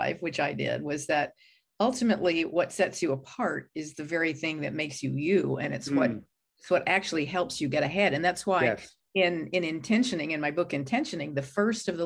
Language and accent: English; Texas, United States; moved away as an adult; also born or lived in Arizona; Never wanted to leave Texas. I mean, I'm still kind of like identify as a Texan for good or for ill